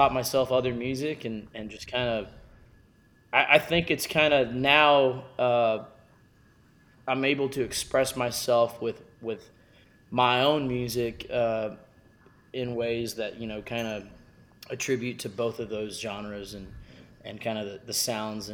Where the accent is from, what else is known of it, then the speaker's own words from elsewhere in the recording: Texas, United States; growing up in Texas, it allowed me to be exposed to many different cultures and sounds of music